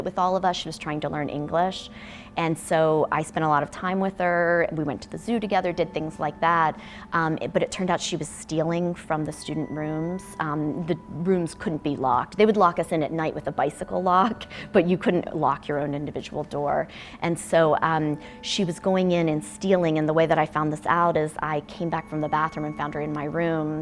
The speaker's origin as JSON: {"language": "English", "country": "United States", "said": "I'm American"}